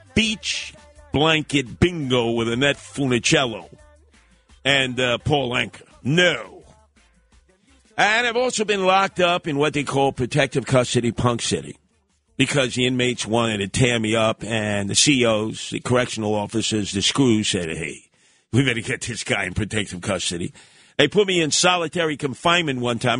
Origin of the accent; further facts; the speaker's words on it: New York City, New York, United States; also born or lived in Staten Island; where I grew up in Canarsie in East Flatbush